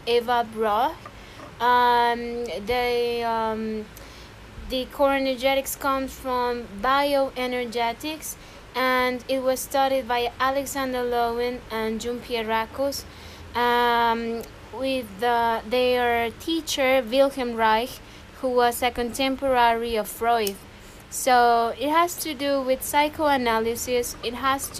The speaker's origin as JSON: {"language": "English", "town": "Xalapa", "region": "Veracruz", "country": "Mexico", "said": "I am from Jalapa, Veracruz, Mexico"}